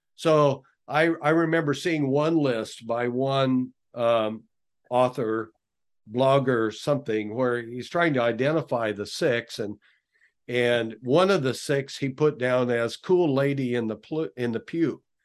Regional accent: western Nebraska, United States; I grew up on the Cattle Ranch in western Nebraska

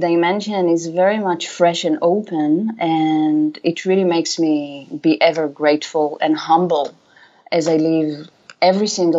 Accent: Israel; moved away as an adult; now in Amsterdam, Netherlands; I was born in Israel

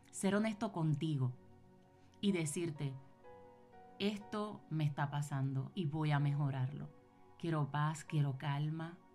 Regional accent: Puerto Rico; now in United States; yo vine con eso, yo me mudé de Puerto Rico para Estados Unidos y yo vine con esas libretas.

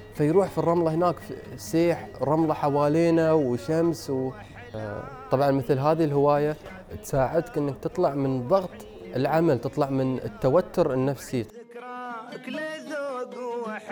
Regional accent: United Arab Emirates; عندنا في الإمارات

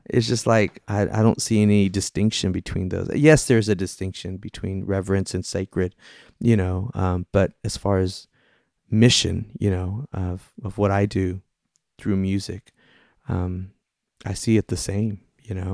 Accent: Austin, Texas, United States; moved away; I was originally from the Austin Diocese

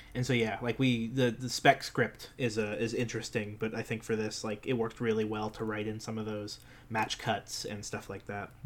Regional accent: New Jersey, United States; we're from New Jersey

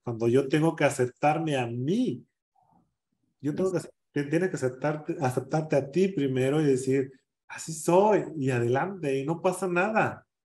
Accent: San Jerónimo, Guerrero, Mexico; moved away as an adult; also born or lived in Acapulco / Mexico City; now in Denver, United States; cuando yo salí del pueblo, cuando fui a Acapulco, cuando yo me definí, dije, jamás, jamás vuelvo a pisar San Jerónimo

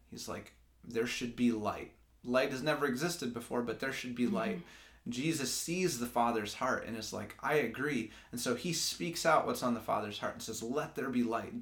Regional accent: Grand Rapids, Michigan, United States; also born or lived in Lansing, Michigan; I'm from Grand Rapids, Michigan, grew up there, um, and then I moved to Lansing in 2012 for school

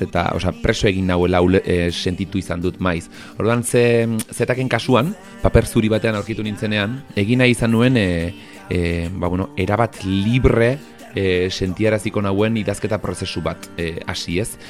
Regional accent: Arbizu, Navarre, Spain; ni arbizuarra naiz

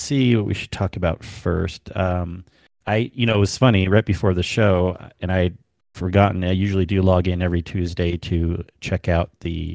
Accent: Southern California, United States; I come from Southern California.

